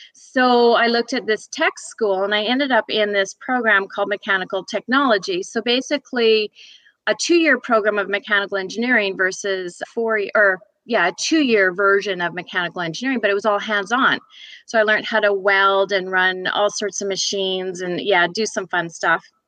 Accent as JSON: {"language": "English", "town": "Fort St. John", "region": "British Columbia", "country": "Canada", "tie": "born or raised there", "also_born_or_lived": "Edmonton, Alberta", "moved": "as an adult", "lives_now": "Georgia, United States", "said": "I grew up way up in Fort St. John, British Columbia"}